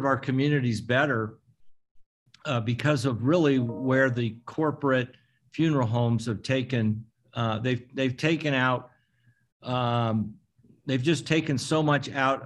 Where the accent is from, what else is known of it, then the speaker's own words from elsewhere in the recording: Jefferson, Iowa, United States; moved away; I was born in Jefferson, Iowa.